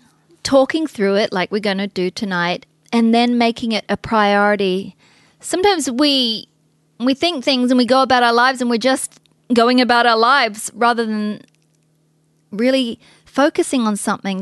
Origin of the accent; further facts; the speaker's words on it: New Zealand; now in United States; We're from New Zealand.